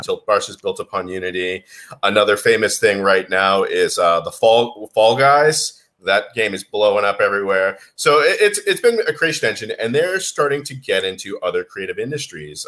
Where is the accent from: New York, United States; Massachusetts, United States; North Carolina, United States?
Massachusetts, United States; Boston; moved away as an adult; also born or lived in Beijing, China / Singapore; I'm from uh, Boston, Massachusetts originally.